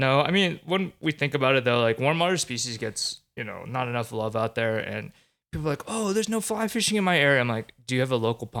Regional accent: East Coast, United States; Hey, I grew up on the East Coast where everything's fucking green.

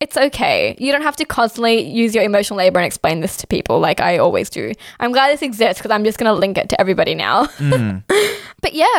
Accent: Pakistan; Yeah, I mean, I'm Pakistani. So we're eating samosas, we're eating spring rolls.

